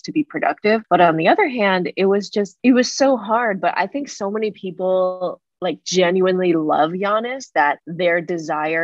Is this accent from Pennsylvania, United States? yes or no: no; California, United States; I'm from Cali